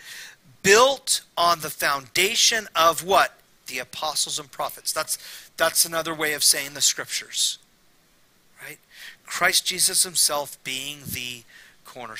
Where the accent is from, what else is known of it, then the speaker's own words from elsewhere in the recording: Temecula, California, United States; also born or lived in Fullerton, California; My mom moved us to Temecula, and I grew up there the rest of my childhood, early adulthood.